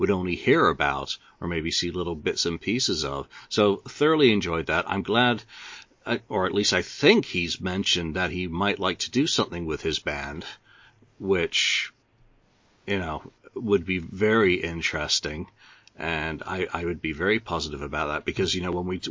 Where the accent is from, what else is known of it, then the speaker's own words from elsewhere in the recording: upstate New York, United States; moved away; also born or lived in Binghamton, New York; I spent 10 years in the 78 to 88 living in upstate New York